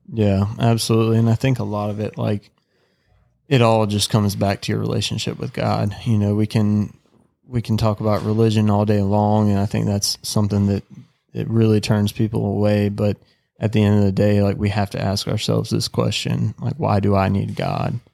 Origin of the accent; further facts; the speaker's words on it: the South, United States; growing up in the South